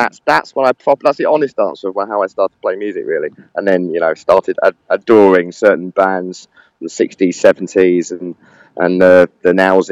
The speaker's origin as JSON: {"language": "English", "region": "London", "country": "United Kingdom", "also_born_or_lived": "Camden Town, London", "said": "I'm from Edgware originally, so I'm from the furthest point of North London"}